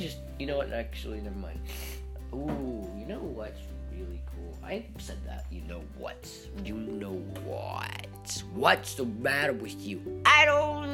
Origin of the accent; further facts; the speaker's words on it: United States; as an American